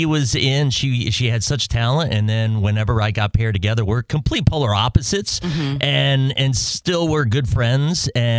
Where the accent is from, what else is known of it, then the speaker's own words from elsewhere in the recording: Tennessee, United States; also born or lived in Minnesota / South Carolina; now in Jacksonville, United States; I grew up in Tennessee, born in Minnesota.